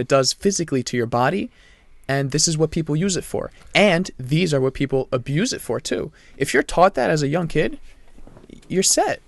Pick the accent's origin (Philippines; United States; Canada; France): France; moved away; I'm from France